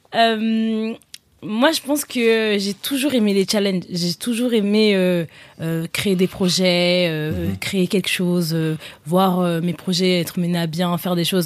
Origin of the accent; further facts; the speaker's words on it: Paris, Île-de-France, France; j'ai grandi à Paris dans le 12e et dans le 15e aussi